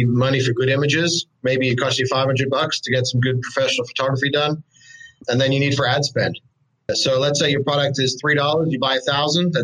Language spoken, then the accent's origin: English; Australia; moved away as an adult; I'm actually from Australia. I don't know if you could pick it up in my accent. I've been here for a few years now, but I came from Australia